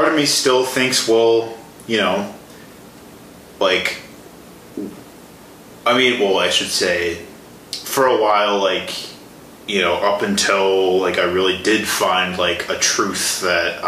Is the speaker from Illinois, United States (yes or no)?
yes; Chicago, Illinois, United States; moved away as an adult; also born or lived in Milwaukee, Wisconsin; The Chicago area. Okay. South suburbs of Chicago.